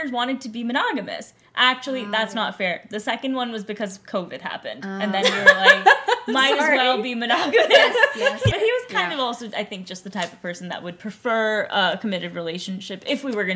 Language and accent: English; New York City, New York, United States; now in San Francisco, United States; growing up in New York City is a very unique experience.